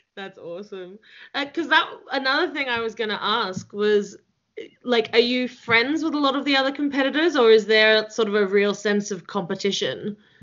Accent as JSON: {"language": "English", "country": "Australia", "accent": "Australian", "said": "I feel like my Australian accent gets thicker"}